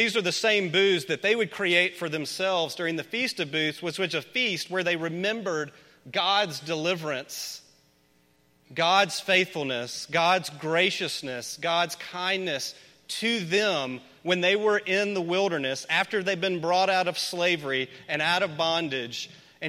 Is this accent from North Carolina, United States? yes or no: no; Memphis, Tennessee, United States; I grew up in Memphis.